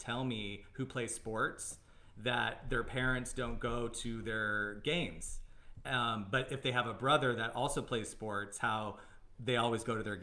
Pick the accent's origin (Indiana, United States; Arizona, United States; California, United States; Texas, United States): Arizona, United States; I'm from Arizona